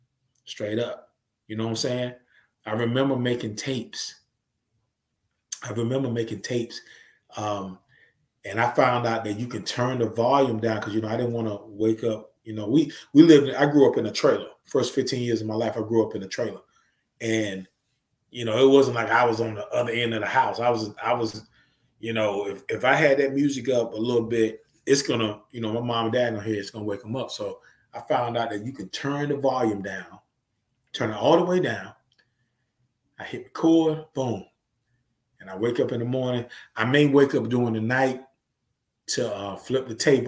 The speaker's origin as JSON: {"language": "English", "region": "the South", "country": "United States", "accent": "Southern", "said": "I was never that Southern dude who tried to act like I was from New York"}